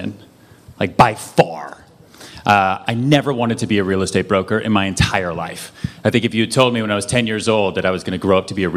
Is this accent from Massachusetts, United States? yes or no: yes; outside Boston, Massachusetts, United States; moved away as an adult; also born or lived in upstate New York; now in New York City, United States; I grew up outside Boston, and then went to college.